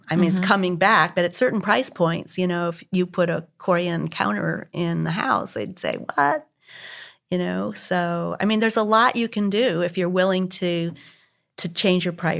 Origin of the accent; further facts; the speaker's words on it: Northeast, United States; now in Houston, United States; I grew up in the Northeast, you know, which was very compact